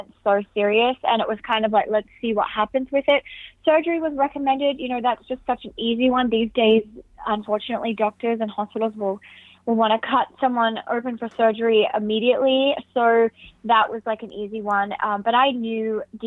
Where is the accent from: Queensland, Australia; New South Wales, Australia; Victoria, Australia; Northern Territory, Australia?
Northern Territory, Australia; Alice Springs; from where I grew up in Alice Springs